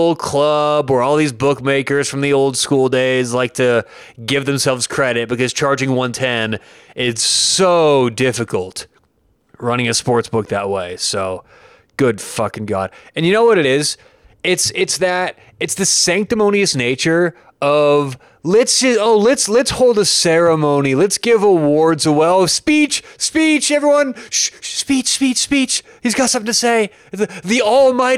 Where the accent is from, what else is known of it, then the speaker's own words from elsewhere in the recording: Denver, Colorado, United States; I'm actually from Denver